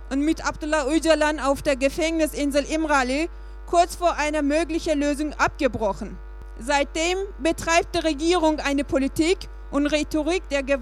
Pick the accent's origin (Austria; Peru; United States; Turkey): Turkey; now in Germany; Ähm, ich bin Kurden, ich komme aus der Türkei